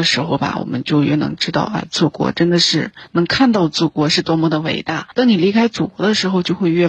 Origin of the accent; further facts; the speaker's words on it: Shanxi, China; moved away as an adult; 我们家乡山西地区